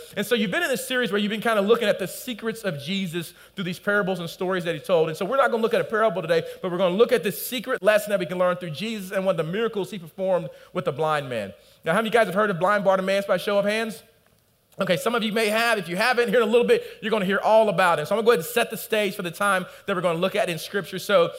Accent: United States; I'm from the South or the Midwest, we call it.

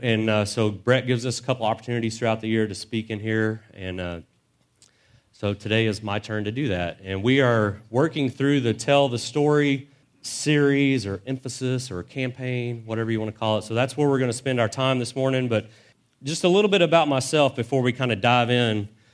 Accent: Dallas, Texas, United States; I was born in Dallas, and we spent most of my elementary and junior high years in the Dallas Fort Worth area

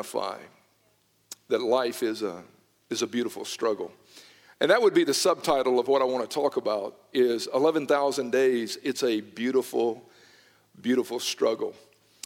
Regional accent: Newnan, Georgia, United States; I was born and raised in Noonan, Georgia

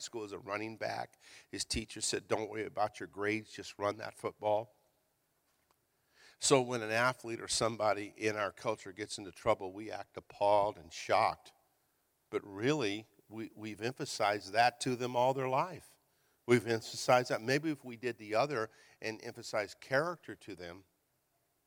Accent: Hayward, California, United States; also born or lived in Virginia; We moved from Virginia to California, and we lived in Hayward

